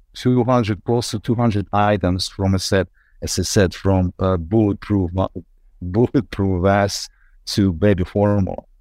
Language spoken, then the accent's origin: English; Ukraine; English is a second language; moved away as an adult; now in United States; Ukraine, yes, my roots, it's my homeland